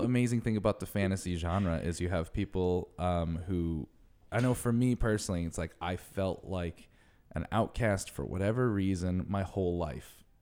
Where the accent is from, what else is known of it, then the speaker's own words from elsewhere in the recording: New England, United States; I grew up in New England